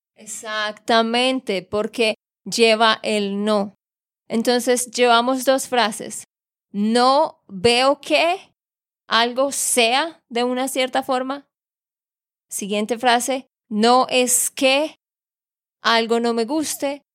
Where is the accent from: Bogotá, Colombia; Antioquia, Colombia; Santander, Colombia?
Santander, Colombia; de Santander, Colombia